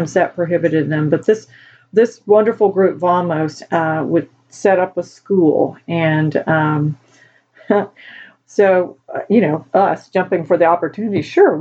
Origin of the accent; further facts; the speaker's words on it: United States; We're from the States